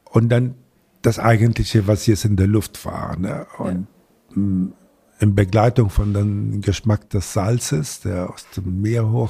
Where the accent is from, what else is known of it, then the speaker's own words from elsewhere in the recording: Latakia, Latakia Governorate, Syria; now in Germany; immer nur davon geträumt, als ich die Seefahrer in meiner Heimatstadt äh, Latakia äh, in der also gesehen habe, wenn sie einkaufen taten